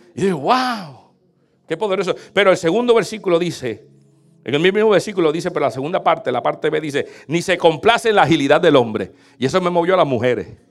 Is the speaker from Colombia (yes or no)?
no; Puerto Rico; moved away as an adult; now in United States; yo vengo de Puerto Rico y en Puerto Rico era tener el carro más tumbado